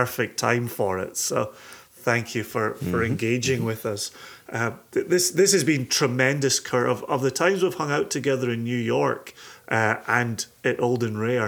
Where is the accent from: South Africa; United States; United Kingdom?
United Kingdom; Scotland; I'm Scottish